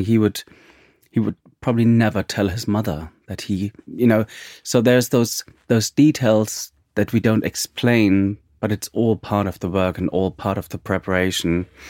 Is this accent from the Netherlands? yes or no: no; East Germany, Germany; I'm from East Germany, so Russia has always played an important role in my childhood